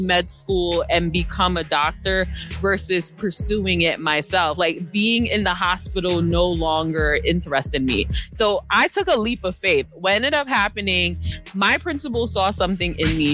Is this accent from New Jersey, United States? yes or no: no; New York City, New York, United States; I was born and raised in Brooklyn, New York